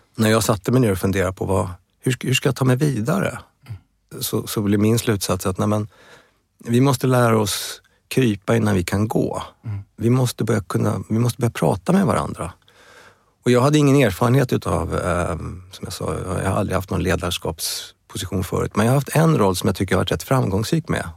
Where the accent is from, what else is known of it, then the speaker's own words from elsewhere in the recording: Stockholm, Stockholm County, Sweden; also born or lived in Uppsala; Jag är född i Stockholm i Bromma